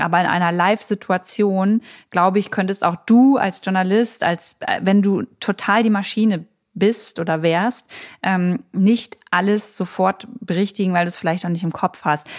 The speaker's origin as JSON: {"language": "German", "country": "Germany", "also_born_or_lived": "Berlin", "said": "bei uns in Deutschland"}